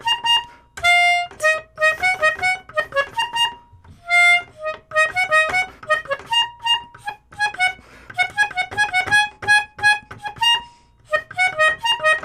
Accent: United Kingdom; I'm British

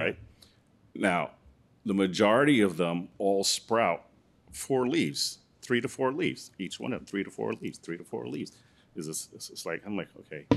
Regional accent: New York City, New York, United States; also born or lived in Guyana; I'm from Brooklyn originally.

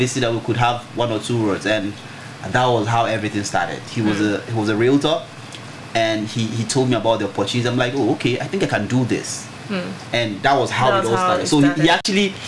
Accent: Aba, Abia, Nigeria; I grew up in Aba, an eastern town, eastern part of Nigeria.

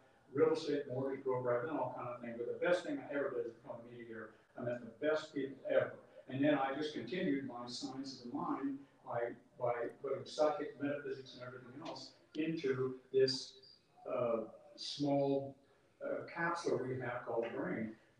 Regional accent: Indiana, United States; I was raised very poor in Indiana, around a lot of rednecks and Indians and stuff like that.

